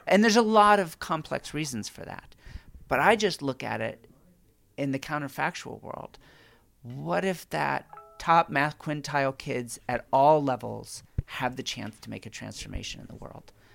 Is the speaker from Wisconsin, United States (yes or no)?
no; California, United States; as a Californian